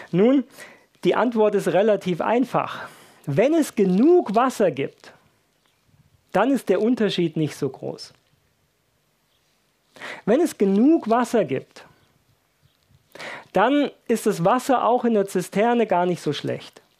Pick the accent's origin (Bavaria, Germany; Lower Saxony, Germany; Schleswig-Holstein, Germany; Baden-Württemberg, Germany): Baden-Württemberg, Germany; Ich bin ja in Baden-Württemberg aufgewachsen